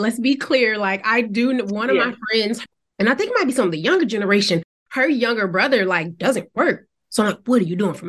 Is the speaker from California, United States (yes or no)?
no; Savannah, Georgia, United States; moved away as an adult; also born or lived in Nashville, Tennessee; I'm from Georgia, Savannah, Georgia.